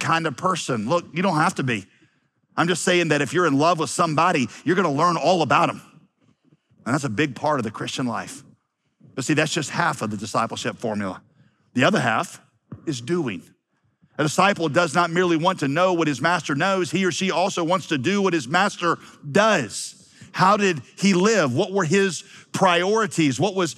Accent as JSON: {"language": "English", "town": "Wheeling", "region": "West Virginia", "country": "United States", "also_born_or_lived": "Yadkinville, North Carolina", "moved": "yes", "said": "I'm from Wheeling, West Virginia"}